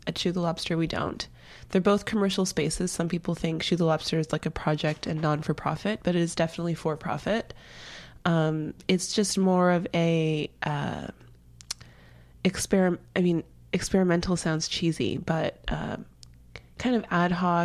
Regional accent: Brampton, Ontario, Canada; moved away as an adult; also born or lived in Toronto; now in United States; I'm from Toronto. I grew up just outside of Toronto, about 20 minutes outside in this small town called Brampton.

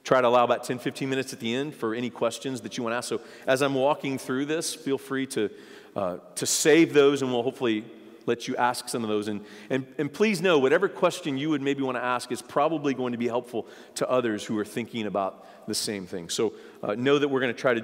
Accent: United States; I'm an American

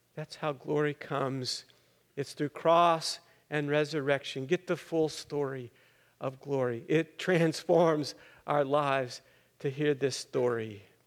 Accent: Littlefield, Texas, United States; I grew up in the Methodist Church in Littlefield, Texas, up there in the Panhandle

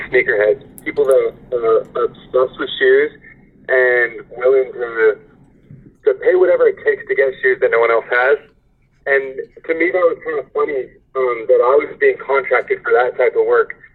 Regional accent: San Francisco Bay Area, California, United States; also born or lived in Irvine, California; I grew up in San Francisco Bay Area

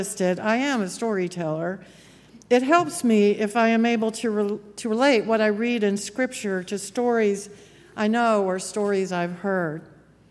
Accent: Memphis, Tennessee, United States; my hometown of Memphis

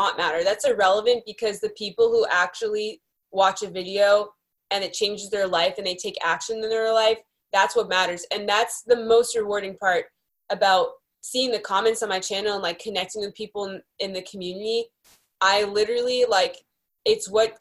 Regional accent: Beverly, Massachusetts, United States; now in California, United States; I grew up in Beverly, Massachusetts, just north of Boston

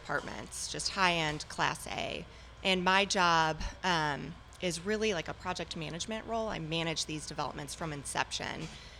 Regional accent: Chicago, Illinois, United States; moved away as an adult; now in Dallas, United States; I'm originally from Chicago, and my husband was transferred down here about 15 years ago for work.

